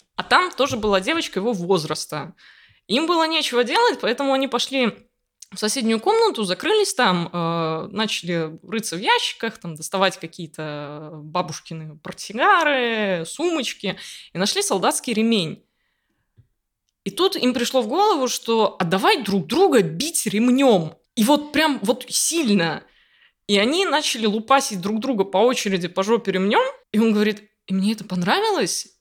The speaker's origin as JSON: {"language": "Russian", "town": "Riga", "country": "Latvia", "tie": "born or raised there", "said": "я из Риги, я родилась и выросла здесь"}